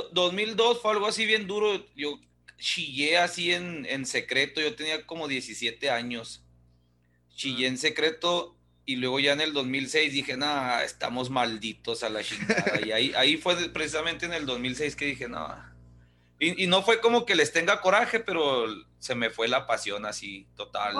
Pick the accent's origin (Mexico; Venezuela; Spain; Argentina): Mexico; Ciudad Juárez, Chihuahua; yo soy nacido en Juárez, yo puedo hacer chistes de mi Juárez